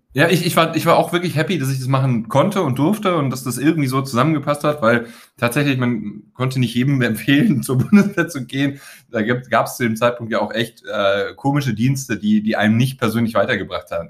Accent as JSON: {"language": "German", "town": "Weeze", "region": "North Rhine-Westphalia", "country": "Germany", "said": "meine Kumpels aus Weze, aus dem Ort, wo ich herkomme, das Weze hat 10.000 Einwohner, liegt an der holländischen Grenze, nördlich von Düsseldorf"}